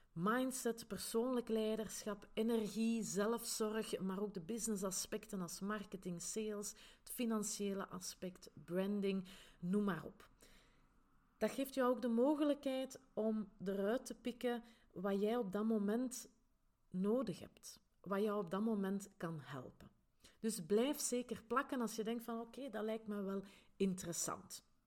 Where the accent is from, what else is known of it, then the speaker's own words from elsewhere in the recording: Grimbergen, Flanders, Belgium; accent: Flemish Brabant; now in Antwerp Campine, Belgium; ik ben oorspronkelijk niet van de Antwerpse Kempen, maar wel van Grimbergen in de rand van Brussel. Daar waar dat ze het hele lekkere abdijbier maken. Hè, dus, en vandaar dus mijn Vlaams-Brabants accent